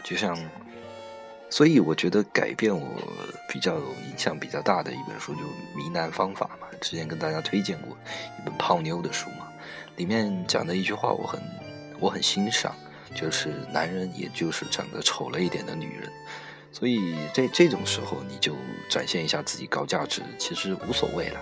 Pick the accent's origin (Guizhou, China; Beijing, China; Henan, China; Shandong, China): Guizhou, China; moved away as an adult; also born or lived in Shanghai; now in Ningbo, China; 我出生在贵州嘛，以前，在以前待的单位也是在家乡那边的公，公司